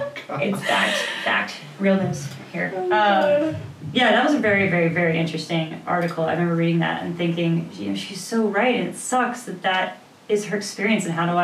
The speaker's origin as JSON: {"language": "English", "town": "Sedona", "region": "Arizona", "country": "United States", "said": "I came from Sedona, so there's vortexes there."}